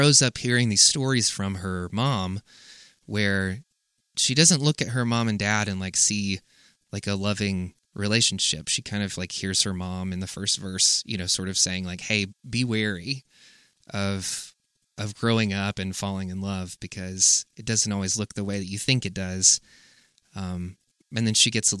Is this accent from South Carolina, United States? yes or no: yes; South Carolina, United States; a very similar area and space that I grew up in South Carolina